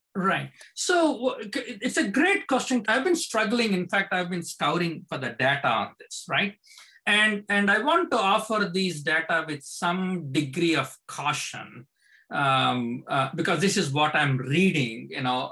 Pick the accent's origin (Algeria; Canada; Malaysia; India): India; now in United States; I grew up in India